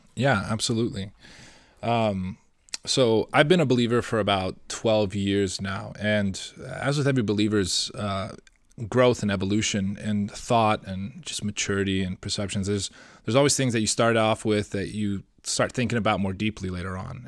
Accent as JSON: {"language": "English", "town": "Seattle", "region": "Washington", "country": "United States", "said": "I'm from Seattle"}